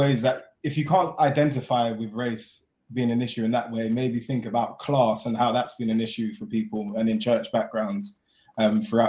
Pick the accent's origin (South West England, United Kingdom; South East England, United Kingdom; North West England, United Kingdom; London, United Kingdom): London, United Kingdom; born and raised in London, Croydon specifically